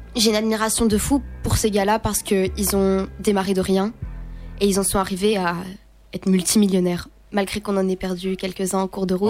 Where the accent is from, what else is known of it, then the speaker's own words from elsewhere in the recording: Fleurus, Wallonia, Belgium; je viens d'une petite région qui s'appelle Fleurus, c'est du côté de, c'est tout près de Charleroi